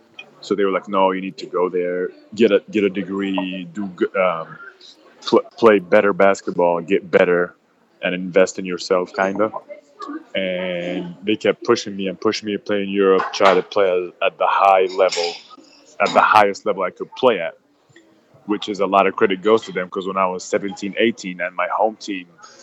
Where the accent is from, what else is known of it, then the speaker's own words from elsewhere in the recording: Egypt; I expected or imagined, like America, and I was going there from Egypt, and I expected it to be like super nice